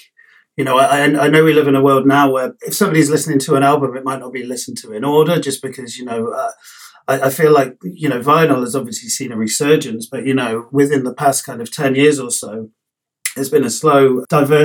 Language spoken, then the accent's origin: English; London, United Kingdom; moved away as an adult; growing up in London